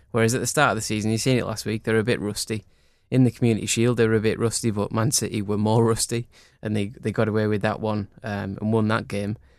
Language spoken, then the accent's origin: English; Cumbria, North West England, United Kingdom; growing up in Cumbria where there's no, there's no team